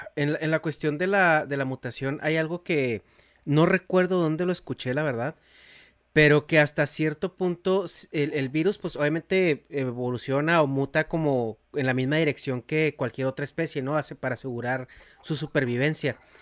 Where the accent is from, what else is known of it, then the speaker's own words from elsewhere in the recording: Mexico; now in United States; yo crecí en México